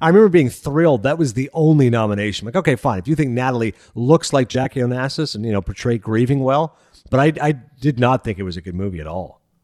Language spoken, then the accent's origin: English; Kingston, Ontario, Canada; I grew up in Kingston, Ontario